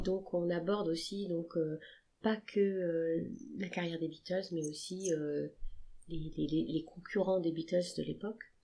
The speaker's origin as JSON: {"language": "French", "town": "Le Mans", "region": "Pays de la Loire", "country": "France", "said": "on est du Mans"}